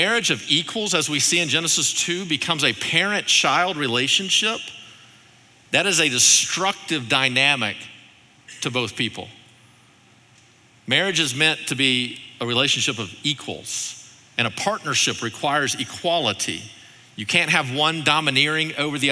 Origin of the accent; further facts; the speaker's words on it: Arkansas, United States; moved away; I'm from Arkansas